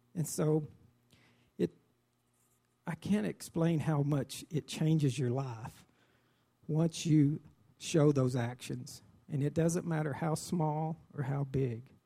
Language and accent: English; Dimmitt, Texas, United States; I was raised in Dimmitt